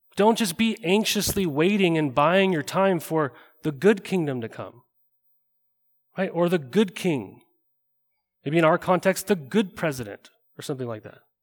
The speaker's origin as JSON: {"language": "English", "region": "Montana", "country": "United States", "tie": "born or raised there", "moved": "yes", "lives_now": "Oregon, United States", "said": "I grew up in Montana."}